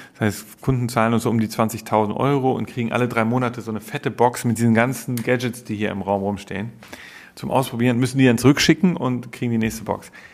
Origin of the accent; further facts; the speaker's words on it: Germany; moved away as an adult; also born or lived in London; als Deutscher im englischen Medienmarkt zu arbeiten